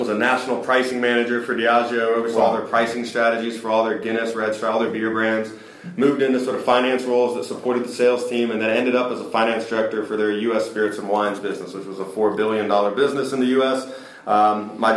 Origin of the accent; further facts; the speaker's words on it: Stone Mountain, Georgia, United States; moved away as an adult; also born or lived in Atlanta, Georgia / South Carolina / East Coast; born and raised in Stone Mountain